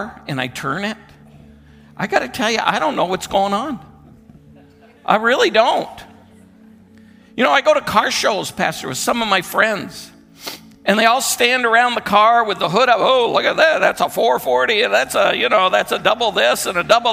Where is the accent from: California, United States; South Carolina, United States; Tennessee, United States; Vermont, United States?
Vermont, United States; moved away; we're originally from Vermont. We grew up in Vermont.